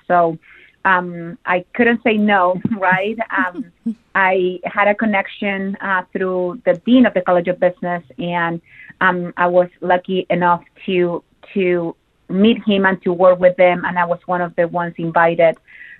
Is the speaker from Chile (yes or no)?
yes; Chile; moved away as an adult; now in Cleveland, United States; I came to Ohio directly from Chile to Cleveland in 2005, thanks to, at that time, a partnership between my university in Chile, where I went to college, University of Concepcion